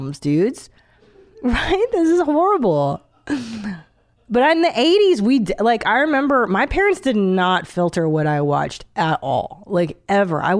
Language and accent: English; Hungary; moved away; in Hungary, there's a roller coaster that doesn't even stop to let you on. Like, that's the kind of stuff I grew up going